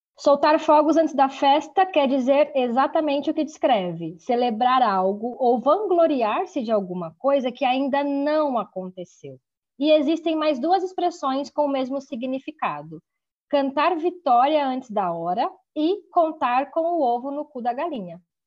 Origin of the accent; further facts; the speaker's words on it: São Paulo, Brazil; Sou do Brasil, do estado de São Paulo, e foi lá que me formei em letras